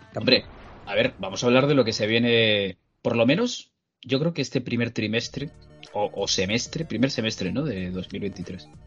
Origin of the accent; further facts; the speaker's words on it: Spain; somos españoles de bien